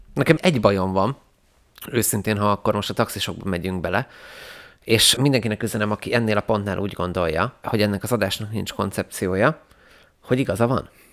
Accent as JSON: {"language": "Hungarian", "town": "Vác", "region": "Pest", "country": "Hungary", "tie": "born or raised there", "moved": "as an adult", "lives_now": "Budapest, Hungary", "said": "szeretem, hogy nem Budapesten nőttem fel, és utána kerültem ide, hogy megtanított egy ilyen kis közösségben élni. Mármint, hogy azért Vác nem egy nagy terület"}